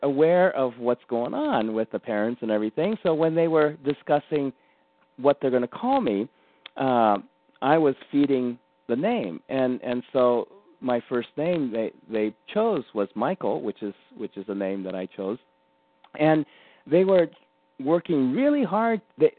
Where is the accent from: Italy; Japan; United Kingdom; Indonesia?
Japan; born there; I'm 100% Japanese. And I was born in Japan.